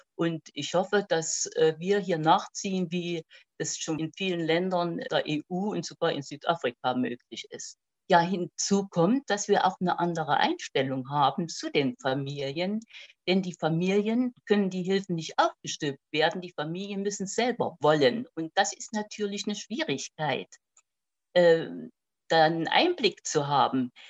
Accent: Aschersleben, Saxony-Anhalt, Germany; also born or lived in Rudolstadt; bin ein Jahr vor Gründung der DDR geboren. In Sachsen-Anhalt

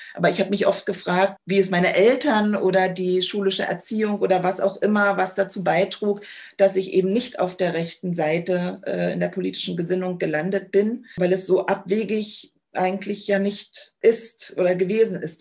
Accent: Cottbus, Brandenburg, Germany; Ich bin 1980 geboren in Cottbus

